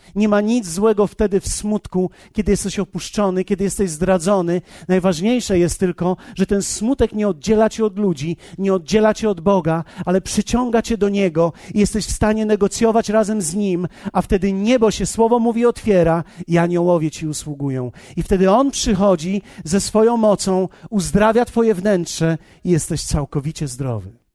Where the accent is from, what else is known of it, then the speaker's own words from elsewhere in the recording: Poland; ja z Polski jestem